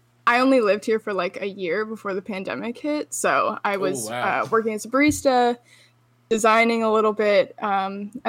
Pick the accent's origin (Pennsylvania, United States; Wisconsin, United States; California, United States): Wisconsin, United States; moved away as an adult; also born or lived in Chicago, Illinois; now in Jacksonville, United States; I live in Jacksonville, Florida. I moved here 2 years ago from Chicago, but I'm originally from Wisconsin